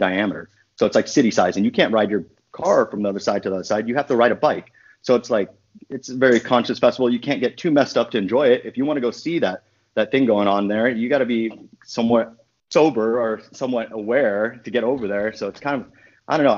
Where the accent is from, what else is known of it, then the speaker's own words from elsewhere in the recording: Los Angeles, California, United States; now in Oakland, United States; I grew up down in Los Angeles.